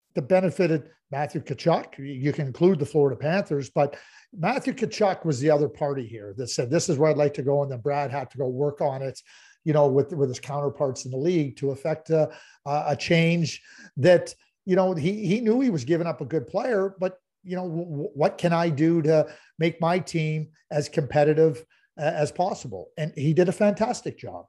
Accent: Montreal, Quebec, Canada; I grew up in Montreal, and I grew up in a fantastic community

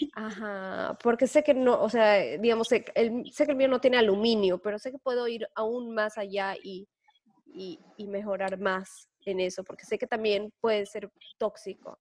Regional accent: La Paz, Bolivia; yo soy de La Paz y La Paz, eh, Bolivia, es súper seco

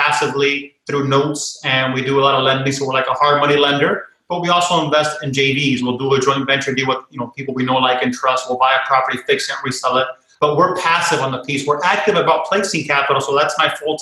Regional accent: Miami, Florida, United States; also born or lived in Connecticut; born and raised in Miami

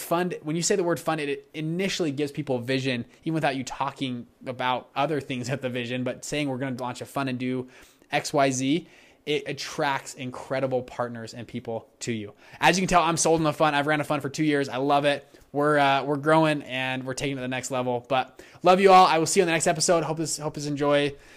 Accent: Utah, United States; I'm from Utah.

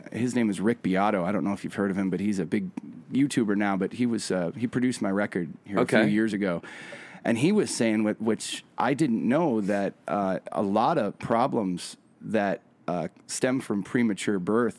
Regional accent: Kindred, North Dakota, United States; moved away as an adult; also born or lived in Fargo, North Dakota; now in Gallatin, United States; I was born in Fargo, but I grew up outside of a small town called Kindred, North Dakota.

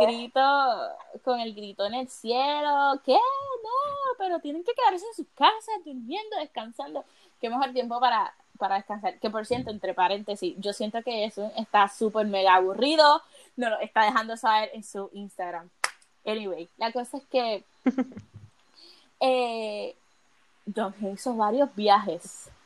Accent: Puerto Rico; en mi país, que es un país donde el eh, es trópico, acá no baja de 95

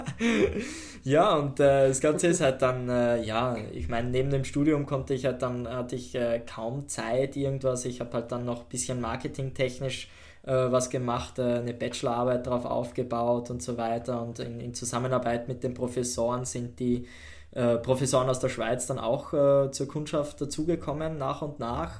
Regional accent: Austria; bei uns in Österreich

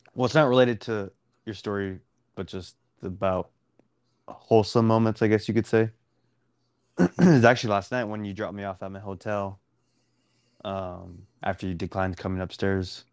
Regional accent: Dallas, Texas, United States; I'm I'm from Dallas

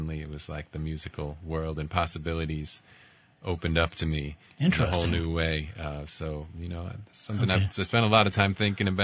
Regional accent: Oak Beach, New York, United States; I grew up in a little beach town. It's a little tiny little place called Oak Beach. It's on the south shore of Long Island, about an hour from the city

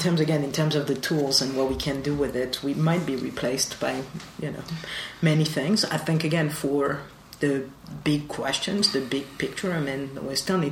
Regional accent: Marseille, Provence-Alpes-Côte d'Azur, France; moved away; Yeah, so I was born in Marseille.

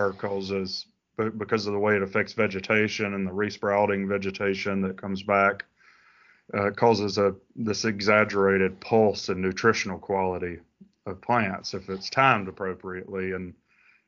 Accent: Alabama, United States; moved away as an adult; now in Florida, United States; I grew up in Alabama, and I was a big time Auburn fan

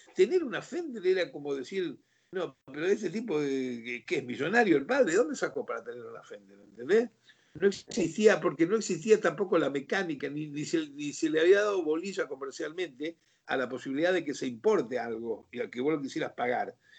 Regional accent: Rosario, Santa Fe, Argentina; moved away as an adult; also born or lived in Mexico; tocamos todos rosarinos

